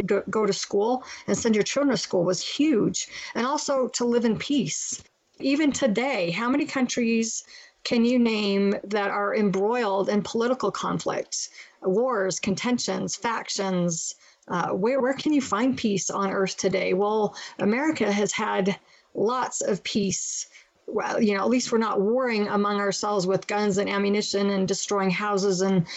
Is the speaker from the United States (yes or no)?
yes; United States; we're American